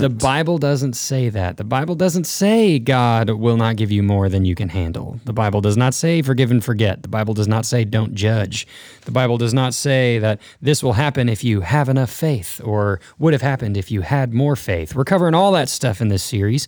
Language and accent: English; North Texas, United States; originally I grew up in North Texas